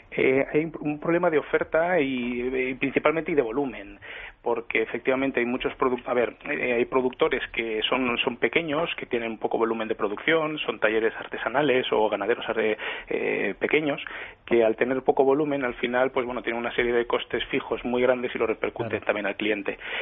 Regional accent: Valencian Community, Spain; somos todos valencianos

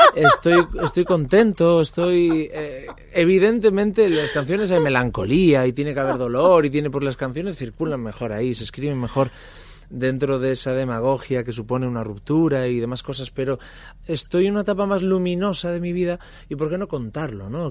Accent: Pantín, Galicia, Spain; also born or lived in Ferrol; aunque soy ferrolano, yo soy un ferrolano de Pantín, porque a los tres años, nací en Ferrol, mucha honra, pero a los tres años mi abuelo enfermó de la memoria y del pulmón y tuvimos que ir a, vivir a Pantín

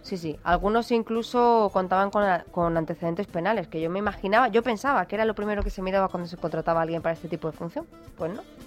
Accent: Málaga, Andalusia, Spain; de mi tierra, del Ayuntamiento de Málaga

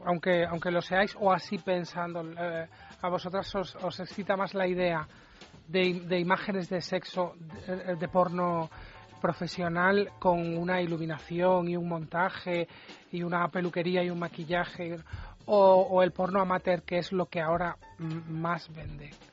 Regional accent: Granada, Andalusia, Spain; Yo soy de Granada

